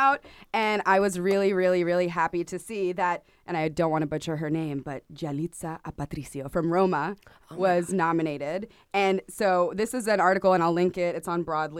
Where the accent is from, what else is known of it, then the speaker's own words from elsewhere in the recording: Puerto Rico; moved away as an adult; also born or lived in Syracuse, New York; now in New York, United States; I'm originally from Puerto Rico.